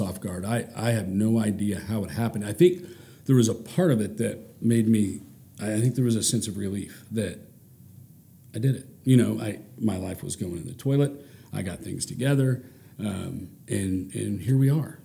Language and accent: English; Ponca City, Oklahoma, United States; also born or lived in Norman, Oklahoma; I grew up in Ponca City